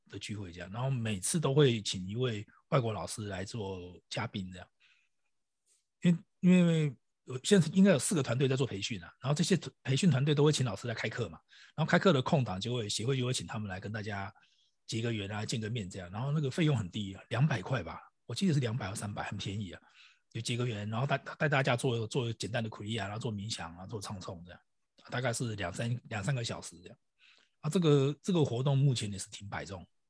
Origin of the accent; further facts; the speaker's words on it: Taiwan; 我们台湾翻成类比讯号